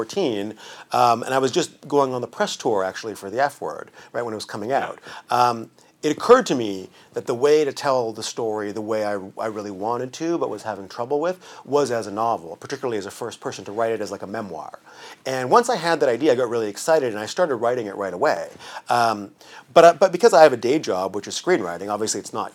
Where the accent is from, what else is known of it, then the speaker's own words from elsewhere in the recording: Vancouver, British Columbia, Canada; I'm from Vancouver. I grew up in Vancouver